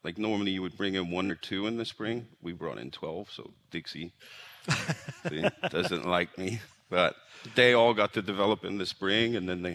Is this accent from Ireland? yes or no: yes; Ireland; moved away as an adult; also born or lived in Jackson, Tennessee; now in Kansas, United States; I'm from Ireland